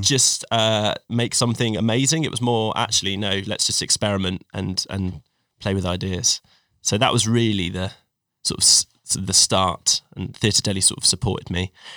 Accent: Cornwall, South West England, United Kingdom; also born or lived in Sheffield; grew up in Cornwall

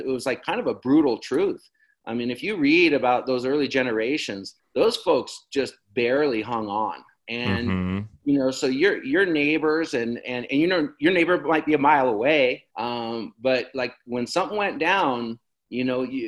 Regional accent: Jackson, Wyoming, United States; also born or lived in Casper, Wyoming; the house I grew up in Jackson is let's see, people call it the Red House.

